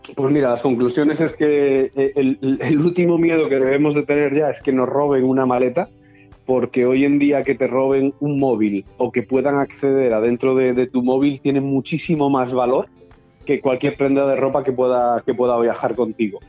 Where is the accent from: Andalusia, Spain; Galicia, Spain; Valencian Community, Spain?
Galicia, Spain; now in Benidorm, Spain; yo como buen gallego